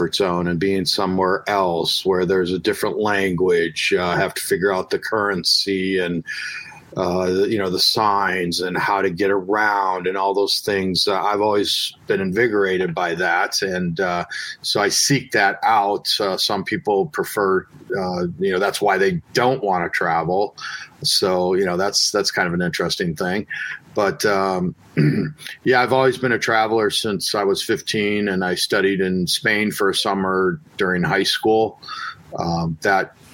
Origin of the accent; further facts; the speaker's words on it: Chicagoland, Illinois, United States; a nice little place in my hometown that I used to go to when I was a kid